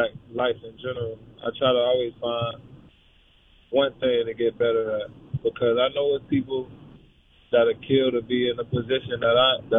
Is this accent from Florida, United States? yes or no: yes; Tampa, Florida, United States; moved away as an adult; also born or lived in Gainesville, Florida; now in Cincinnati, United States; Born and raised in Tampa, and then went to Gainesville